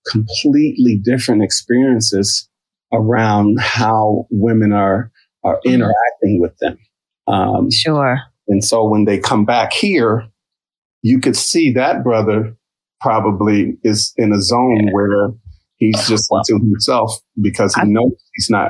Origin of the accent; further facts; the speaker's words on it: Midwest, United States; now in Philadelphia, United States; I've been in Philly for 30 years. I'm a transplant from the Midwest.